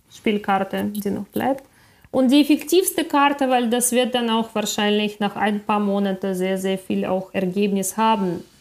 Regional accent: Ukraine; moved away as an adult; ich bin in der Ukraine aufgewachsen. Bis ich äh, 21 war, habe ich in, äh, in der Ukraine ausschließlich gelebt.

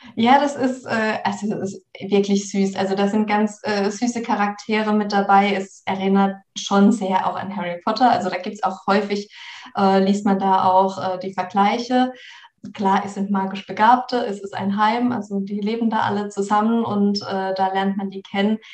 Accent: between Karlsruhe and Freiburg, Baden-Württemberg, Germany; moved away; Also ich komme aus der Ecke äh, gebürtig. Ich komme aus der, also zwischen Karlsruhe und Freiburg, mhm. aus der Ecke

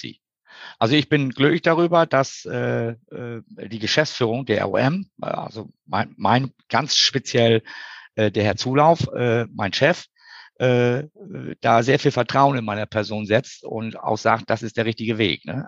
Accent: East Frisia, Lower Saxony, Germany; moved away as an adult; now in Hamburg, Germany; Geboren bin ich in Schönen Ostfriesland.

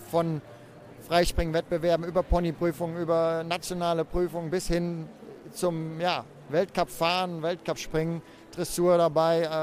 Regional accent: Germany; Aachen ist natürlich als Deutscher was ganz Besonderes.

